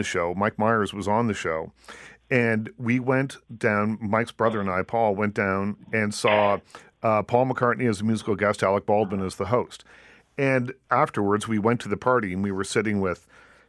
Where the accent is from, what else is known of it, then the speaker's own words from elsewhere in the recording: Toronto, Ontario, Canada; I was from Toronto